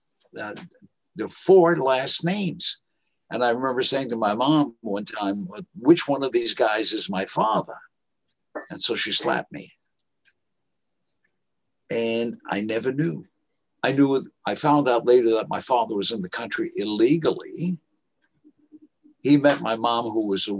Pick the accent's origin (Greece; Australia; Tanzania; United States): United States; New York City, New York; also born or lived in Monticello, New York; I was raised in Harlem, 111th Street